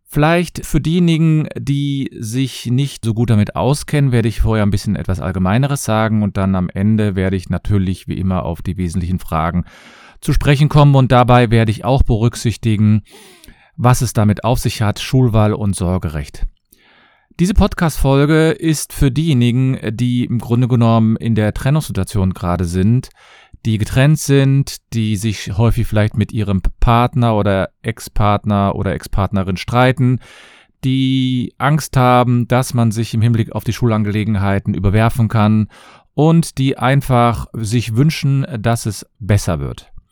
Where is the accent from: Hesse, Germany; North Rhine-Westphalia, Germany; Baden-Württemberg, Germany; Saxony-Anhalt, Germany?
North Rhine-Westphalia, Germany; Cologne